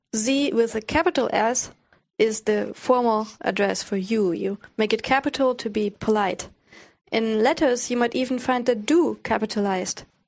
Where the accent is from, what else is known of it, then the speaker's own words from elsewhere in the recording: Kamp-Lintfort, North Rhine-Westphalia, Germany; my hometown, Camp Linford